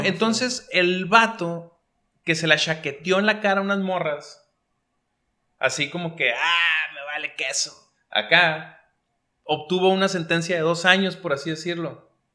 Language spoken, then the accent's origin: Spanish; Mexico; los mexicanos somos más sensatos